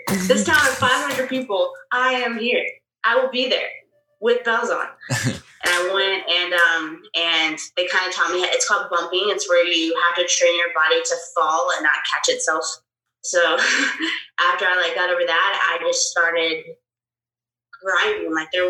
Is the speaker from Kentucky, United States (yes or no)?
yes; Louisville, Kentucky, United States; I grew up in Louisville, Kentucky, and, that is a very strong wrestling area.